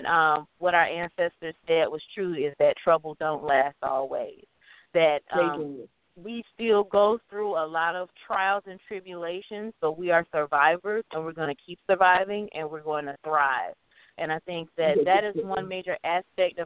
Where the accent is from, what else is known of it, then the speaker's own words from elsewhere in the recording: United States; I'm from the States